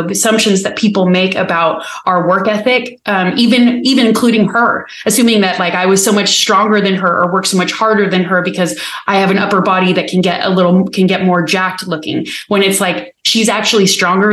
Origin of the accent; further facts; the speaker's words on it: United States; being American